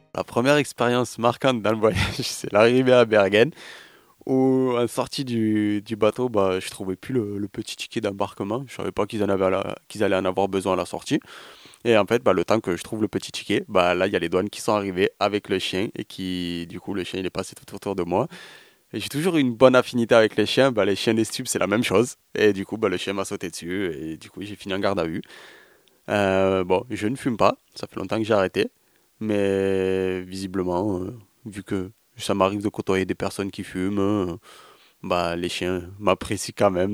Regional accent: France; chez nous avec le TGV Montpellier-Paris en 3 heures

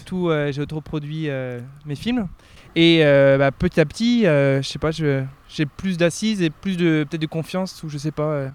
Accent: Finistère Nord, near Brest, Brittany, France; moved away as an adult; also born or lived in Rennes / Quebec; j'ai grandi à la Narvili. Alors, Donc, euh, c'est un petit village

